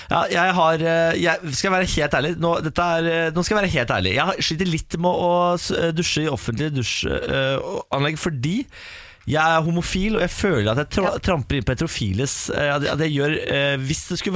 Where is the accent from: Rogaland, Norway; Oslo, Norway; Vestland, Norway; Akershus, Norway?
Vestland, Norway; Sogndal; Jeg er fra Sogndal.